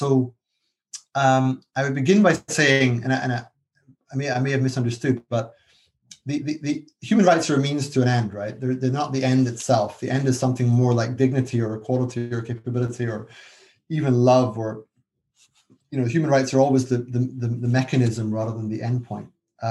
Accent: Scotland, United Kingdom; now in London, United Kingdom; I'm Scottish. And I actually support Scottish independence.

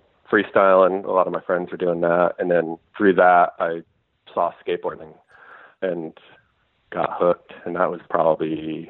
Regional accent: Hamden, Connecticut, United States; I grew up in Hamden, Connecticut, which is a suburb of New Haven.

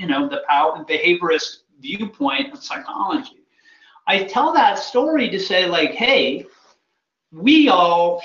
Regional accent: Massachusetts, United States; I grew up in Massachusetts

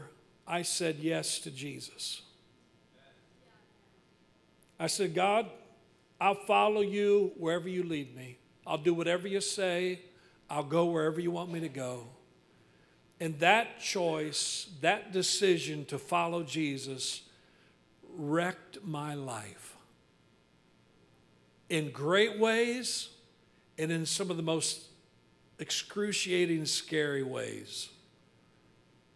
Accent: Wichita, Kansas, United States; moved away; also born or lived in Fredonia, Kansas / Cherryvale, Kansas; I was born in Fredonia, Kansas

